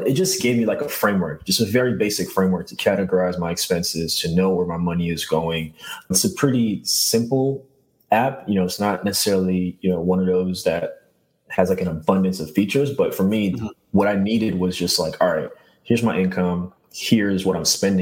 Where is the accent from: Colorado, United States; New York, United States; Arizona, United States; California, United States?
New York, United States; New York City; born and raised in Brooklyn